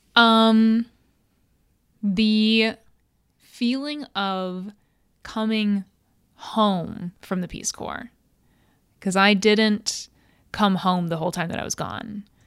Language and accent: English; Cleveland, Ohio, United States; moved away as an adult; also born or lived in Connecticut / New York / Romania; I was raised in Cleveland, went to Catholic, uh, grade school and Catholic high school